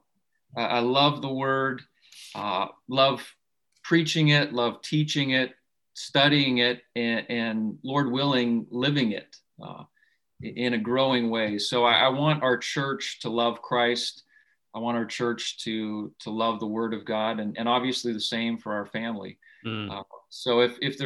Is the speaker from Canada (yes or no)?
yes; Saskatchewan, Canada; moved away; I grew up in Canada, in Western Canada, in Saskatchewan.